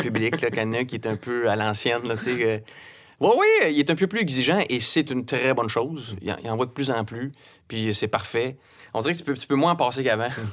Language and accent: French; Brossard, Quebec, Canada; also born or lived in Saint-Apollinaire, Quebec / Cap-Rouge, Quebec; Je suis natif de Québec, mais je, viens de la rive sud de Montréal. Hmm. J'ai grandi à, Brossard.